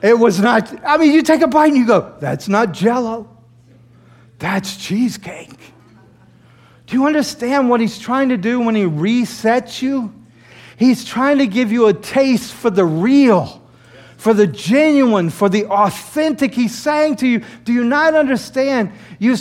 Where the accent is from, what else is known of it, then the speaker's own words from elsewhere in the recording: the South, United States; moved away as an adult; now in New York, United States; Growing up in the South